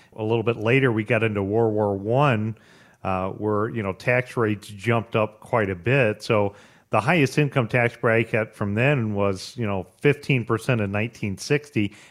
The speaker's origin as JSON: {"language": "English", "country": "United States", "said": "as an American"}